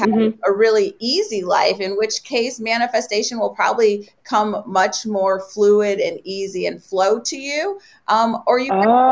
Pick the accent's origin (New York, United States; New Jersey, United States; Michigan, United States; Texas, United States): Michigan, United States; Detroit; I was born and raised in Detroit